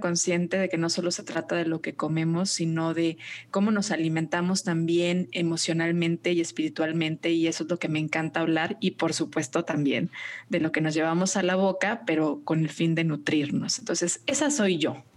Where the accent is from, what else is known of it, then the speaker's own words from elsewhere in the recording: Guadalajara, Jalisco, Mexico; nutrióloga tapatía